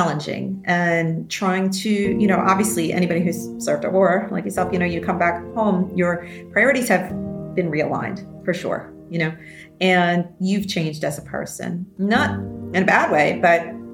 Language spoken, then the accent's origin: English; New York City, New York, United States; I grew up in the New York City area